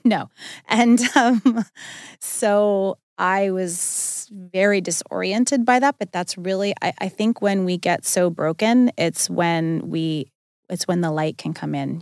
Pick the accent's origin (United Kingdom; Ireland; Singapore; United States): United States; Long Island, New York; I grew up on Long Island